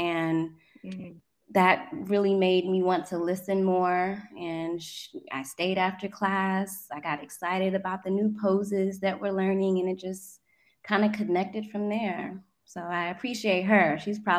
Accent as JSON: {"language": "English", "country": "South Korea", "tie": "born or raised there", "said": "Honestly, I was raised in Korea, and I'm a military child."}